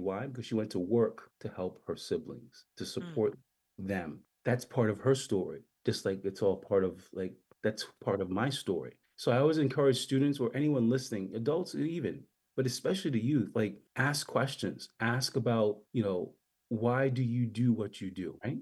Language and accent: English; U.S. Virgin Islands; moved away; also born or lived in St. Thomas, US Virgin Islands / Massachusetts, United States / Brooklyn, New York, United States; Born in St. Thomas, grew up in St. John, commuted every day by boat.